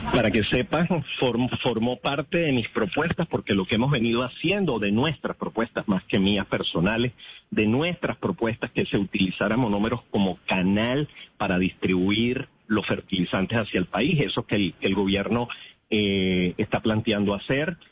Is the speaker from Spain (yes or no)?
no; Venezuela; como venezolano